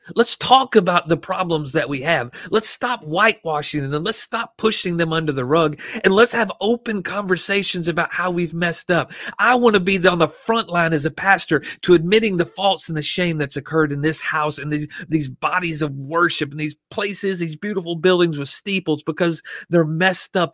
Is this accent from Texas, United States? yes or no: no; Arkansas, United States; I was raised, born and raised in Arkansas around guns.